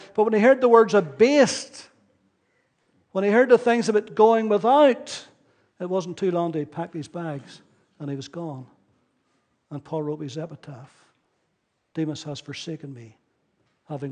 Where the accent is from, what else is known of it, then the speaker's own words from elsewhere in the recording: Ballyclare, Northern Ireland, United Kingdom; I grew up in Ballyclare, where I came from